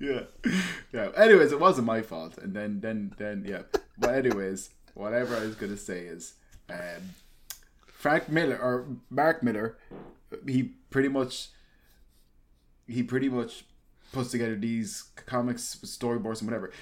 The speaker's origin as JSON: {"language": "English", "country": "Ireland", "tie": "born or raised there"}